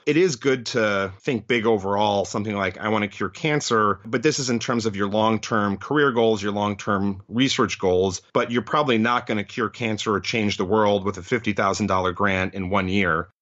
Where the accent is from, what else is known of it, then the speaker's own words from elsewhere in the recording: Chicago, Illinois, United States; moved away as an adult; also born or lived in New Haven, Connecticut; now in Detroit, United States; I grew up in the Chicago area